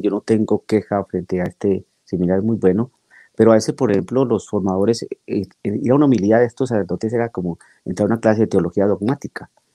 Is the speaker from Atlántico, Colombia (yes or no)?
no; Bogotá, Colombia; moved away as an adult; now in Guymon, United States; soy colombiano, nací en la ciudad de Bogotá hace muchísimos años